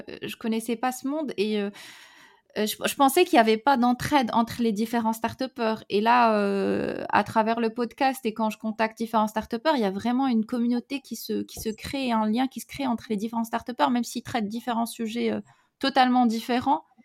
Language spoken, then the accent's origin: French; Morocco; now in Paris, France; on est marocain